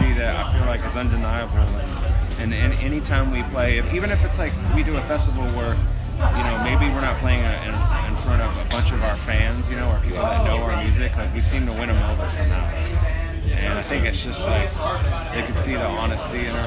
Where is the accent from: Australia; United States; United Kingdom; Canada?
United States; California; growing up in California